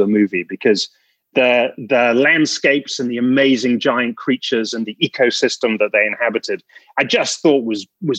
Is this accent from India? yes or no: no; England, United Kingdom; as an Englishman